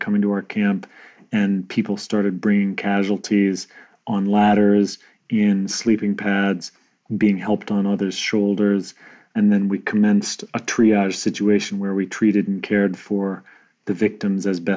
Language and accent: English; North Dakota, United States; moved away; also born or lived in Germany / Connecticut; I grew up in North Dakota, which is not known as a hub of the rowing community.